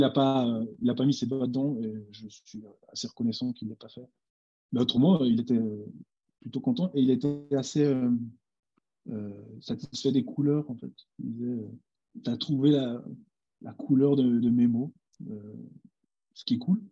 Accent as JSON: {"language": "French", "country": "Switzerland", "said": "je suis jamais allé en Amérique, je suis suisse"}